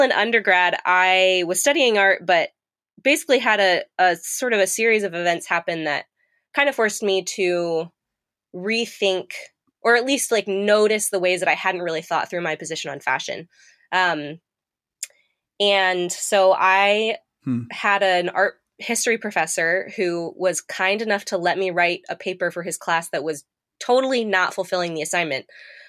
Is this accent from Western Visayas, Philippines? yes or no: no; Manila, Metro Manila, Philippines; I grew up overseas in Manila, Philippines, and I grew up around a lot of poverty, quite frankly, and there's a lot of uneven development.